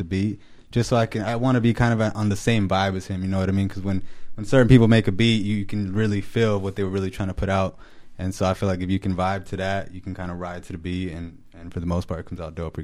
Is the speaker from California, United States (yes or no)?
yes; Los Angeles, California, United States; moved away; I'm originally from California, so when I say like LA, I'm from out there, and then I came up here